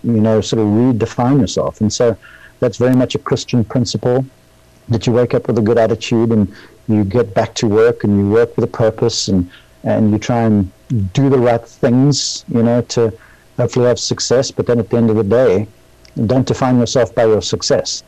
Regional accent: South Africa; moved away as an adult; now in Columbus, Georgia, United States; I was born in South Africa

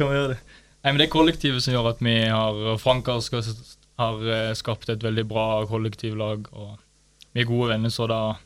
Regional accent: Vigeland, Agder, Norway; Jeg er fra um, Lindesnes, eller Vigeland

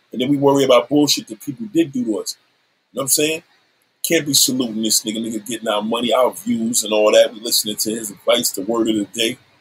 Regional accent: New York City, New York, United States; I'm a New Yorker

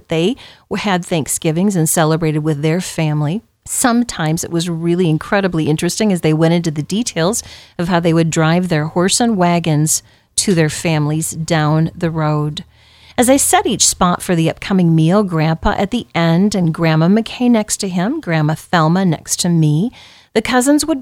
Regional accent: Southwest Iowa, United States; growing up in Southwest Iowa

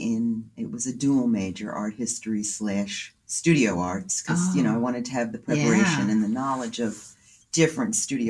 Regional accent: New Jersey, United States; moved away as an adult; also born or lived in Cape Cod, Massachusetts / Townsend, Massachusetts; now in New England, United States; I grew up in New Jersey, suburb of New York City.

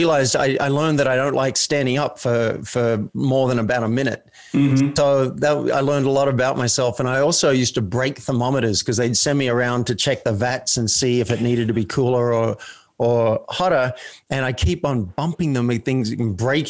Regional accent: Australia; being Australian in a country town

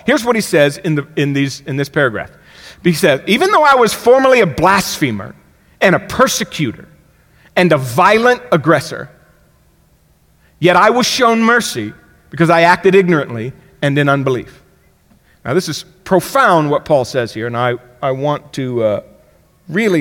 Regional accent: Miami, Florida, United States; When I grew up in Miami, Florida

